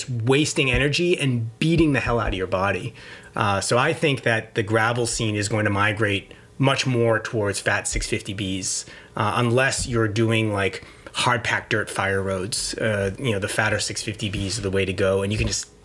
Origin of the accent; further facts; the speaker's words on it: Boston, Massachusetts, United States; I'm from the Boston area